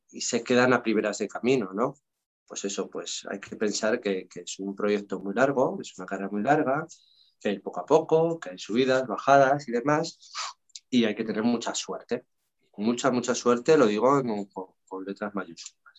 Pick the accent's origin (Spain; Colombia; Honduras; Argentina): Spain; León, Castile and León; also born or lived in England; now in Barcelona, Spain; vivía en mi tierra, ¿no? En León